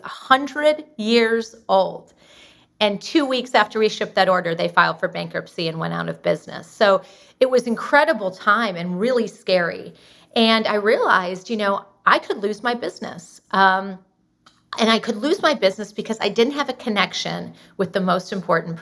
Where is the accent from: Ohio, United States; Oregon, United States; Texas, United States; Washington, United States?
Texas, United States; Austin; we're from Austin, Texas